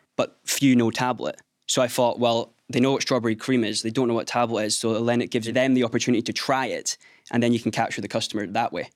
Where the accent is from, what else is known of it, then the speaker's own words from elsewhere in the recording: Skye, Scotland, United Kingdom; Growing up on Sky, there wasn't a heck of a lot of business